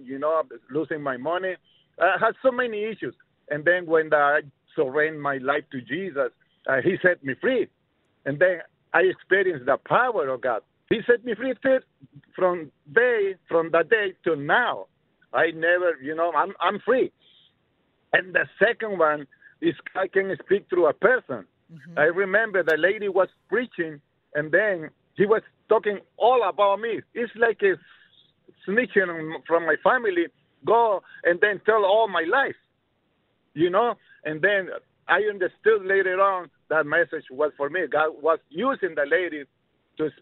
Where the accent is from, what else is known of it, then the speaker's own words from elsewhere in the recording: Tegucigalpa, Francisco Morazán, Honduras; now in Chicago, United States; I grew up right there in Tegucigalpa